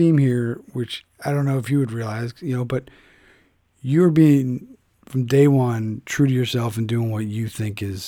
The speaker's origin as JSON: {"language": "English", "town": "Philadelphia", "region": "Pennsylvania", "country": "United States", "tie": "born or raised there", "moved": "yes", "said": "my hometown of Philadelphia"}